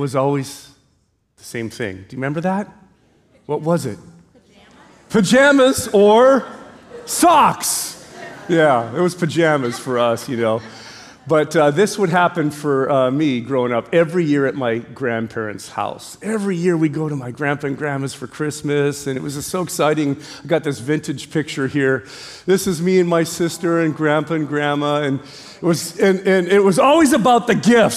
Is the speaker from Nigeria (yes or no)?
no; Canada; moved away as an adult; now in Hawaii, United States; we grew up in Canada, we're of Ukrainian descent